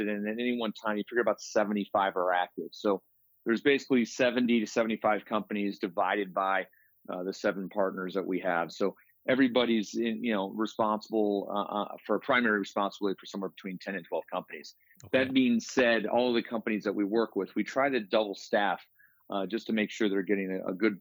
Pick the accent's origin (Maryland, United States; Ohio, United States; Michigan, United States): Michigan, United States; Detroit; moved away as an adult; also born or lived in Troy, Michigan / Ann Arbor, Michigan; now in Boulder, United States; So I was born in Detroit and then later years moved out to Troy, Michigan. So I'm spent the first 27 years of my life in Michigan